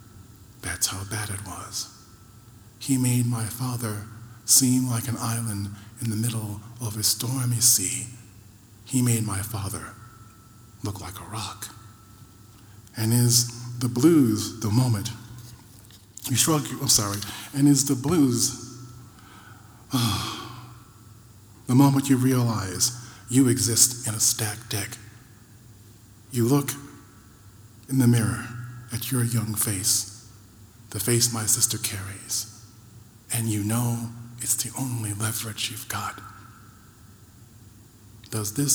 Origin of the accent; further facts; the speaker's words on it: Rochester, New York, United States; growing up in Rochester, New York